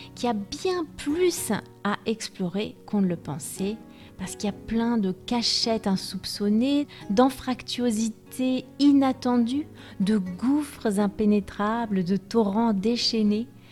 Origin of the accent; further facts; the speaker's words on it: France; je suis française